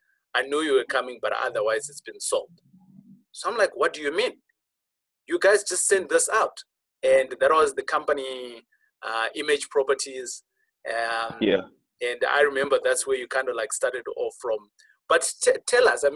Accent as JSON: {"language": "English", "country": "Zimbabwe", "said": "I am from Rhodesia"}